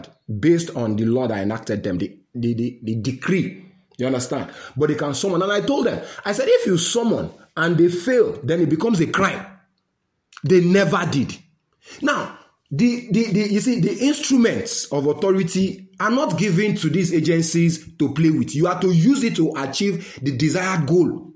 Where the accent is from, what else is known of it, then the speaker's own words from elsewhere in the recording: Nigeria; my life as a Nigerian